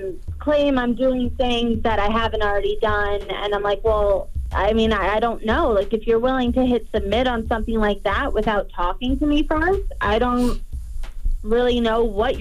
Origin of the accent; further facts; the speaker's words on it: New York, United States; I'm originally from New York.